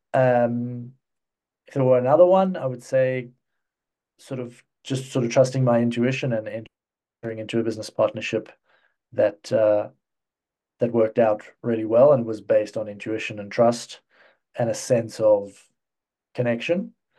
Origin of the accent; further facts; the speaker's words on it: South Africa; also born or lived in United Kingdom / Cyprus; now in Czech Republic; I'm, I'm originally from South Africa. Um, I spent the, the first chunk of my life over there